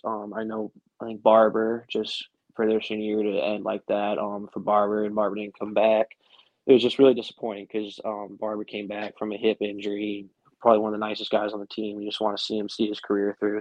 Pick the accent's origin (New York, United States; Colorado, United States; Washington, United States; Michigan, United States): Colorado, United States; about an hour north of Denver; moved away as an adult; also born or lived in Greenville, North Carolina; I grew up about an hour north of Denver